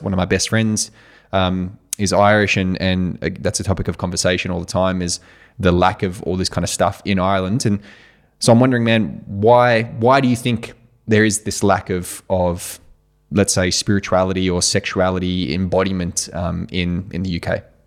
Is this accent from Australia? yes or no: yes; Australia; moved away; I came from Australia